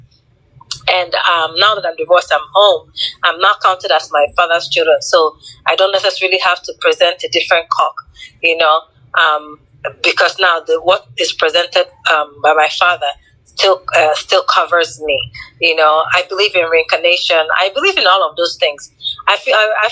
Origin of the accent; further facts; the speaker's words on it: Unubi, Anambra, Nigeria; am from Unubi, Newi South